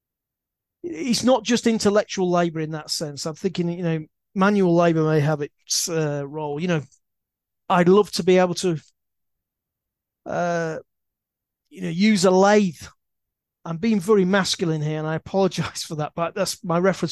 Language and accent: English; Leeds, Yorkshire and the Humber, United Kingdom; I used to pass this university because I come from Leeds